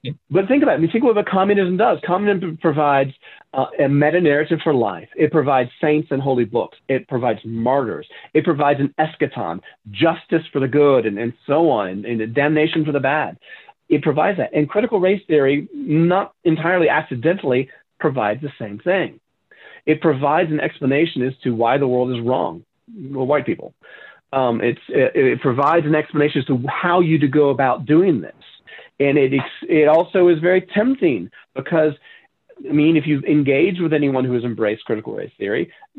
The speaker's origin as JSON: {"language": "English", "region": "Southern United States", "country": "United States", "tie": "born or raised there", "said": "as I said, I grew up in the South, but I'd been away from the South for a long time."}